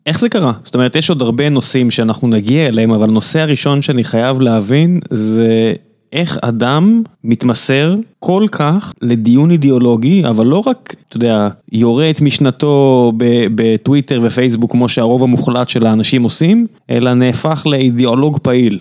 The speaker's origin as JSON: {"language": "Hebrew", "town": "Beersheba", "region": "Southern District", "country": "Israel", "moved": "yes", "lives_now": "Tel Aviv, Israel", "said": "אני בכלל באר שבעי במקור, אבל אני פה מספיק שנים"}